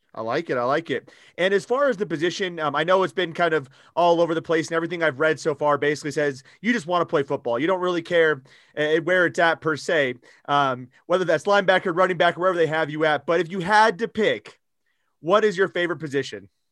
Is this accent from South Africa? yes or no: no; Newton, Iowa, United States; I'm from Newton, Iowa